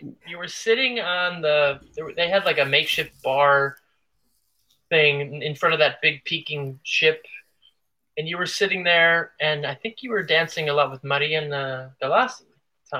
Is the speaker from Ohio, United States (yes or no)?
yes; Cleveland, Ohio, United States; and I came from Cleveland, Ohio, and I knew like Robin, and I knew Ney Mello